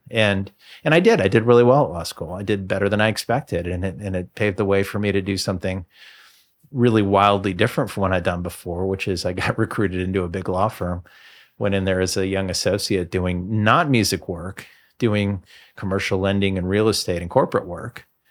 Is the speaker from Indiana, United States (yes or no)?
yes; Bloomington, Indiana, United States; moved away as an adult; also born or lived in Boston / Birmingham; Moved back to my hometown, moved back to Bloomington